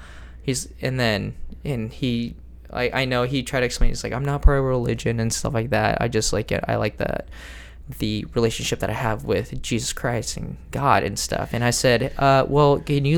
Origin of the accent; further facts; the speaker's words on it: United States; growing up, you know, being Filipino, you know, dark-skinned Filipino, and you know, growing up in Tootle, class of 50, out in the freaking sticks